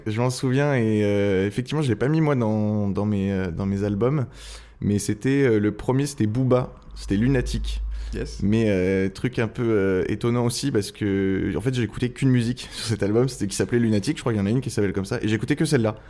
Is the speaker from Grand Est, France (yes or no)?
no; Angers, Pays de la Loire, France; moved away as an adult; also born or lived in Tours / Rennes / Oléron; now in Le Château-d'Oléron, France; j'ai fait toute mon enfance à Angers